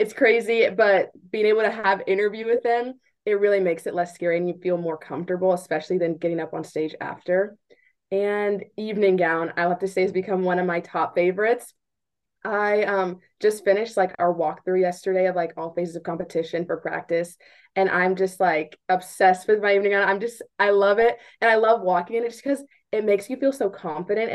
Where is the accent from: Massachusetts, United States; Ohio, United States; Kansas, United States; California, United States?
Kansas, United States; Wichita; I'm from Wichita, Kansas